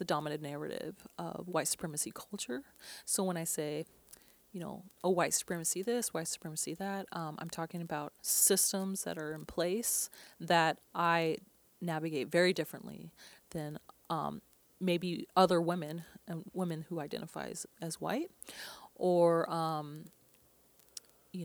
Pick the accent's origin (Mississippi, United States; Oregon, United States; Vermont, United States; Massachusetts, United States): Oregon, United States; Portland; I grew up here in Portland, Oregon